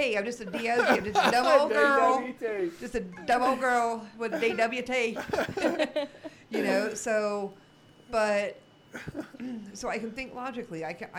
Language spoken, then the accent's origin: English; the South, United States; I'm not a good old boy. I was raised in the South by a good Christian family.